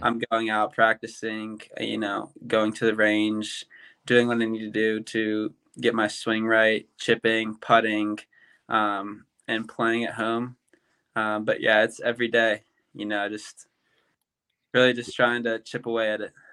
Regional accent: Louisville, Kentucky, United States; moved away as an adult; now in Auburn, United States; growing up in Louisville, Kentucky

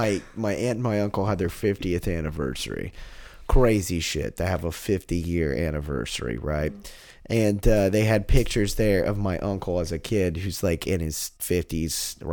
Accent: Austin, Texas, United States; I'm from Austin

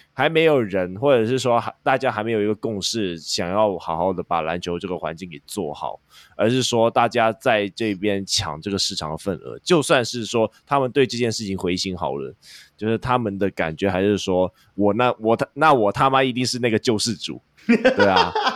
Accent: Hong Kong; 我们香港这边

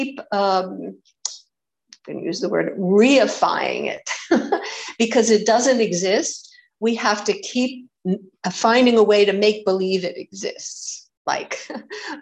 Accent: United States; I'm an American

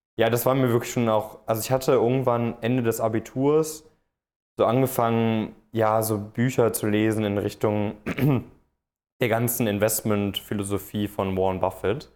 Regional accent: Cologne area, North Rhine-Westphalia, Germany; moved away as an adult; also born or lived in Frankfurt am Main; Ich, ich komme aus dem Kölner Raum, wollte da so ein bisschen, bisschen weg

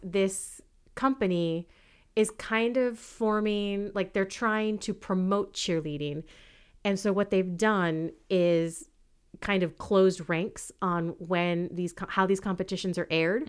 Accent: California, United States; born and bred in California

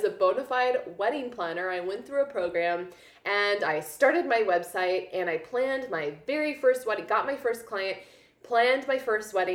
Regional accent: Columbia, Missouri, United States; moved away as an adult; also born or lived in Los Angeles, California / Kansas City; I grew up in Columbia, Missouri

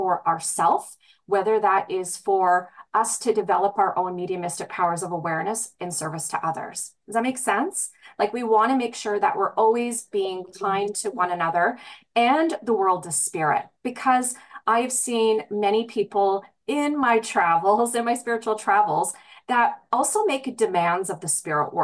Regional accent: British Columbia, Canada; British Columbia, my hometown.

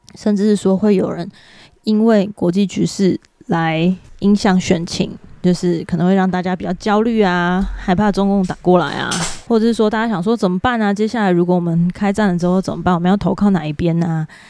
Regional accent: Taiwan; 身为台湾人

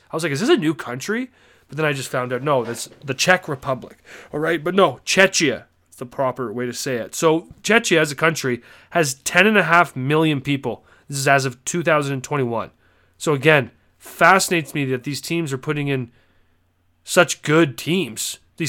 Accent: Canada; Me as a Canadian, not being too familiar with the NCAA

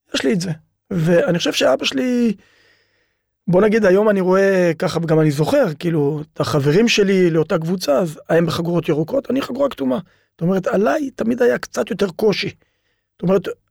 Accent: Ofakim, Southern District, Israel; also born or lived in Beersheba; אני גדלתי, נולדתי באר שבע, גדלתי באופקים

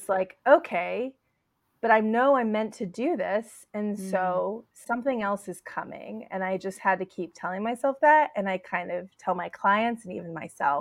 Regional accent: Pittsburgh, Pennsylvania, United States; now in New York City, United States; I'm from the Pittsburgh area, came to New York, failed once, left

